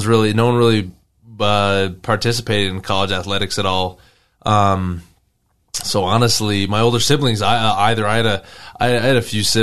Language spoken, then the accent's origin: English; Payson, Utah, United States; I grew up in Payson, Utah.